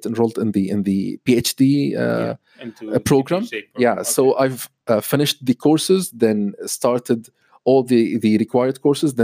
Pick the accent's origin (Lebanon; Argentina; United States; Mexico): Lebanon; moved away as an adult; I was born and raised in Lebanon.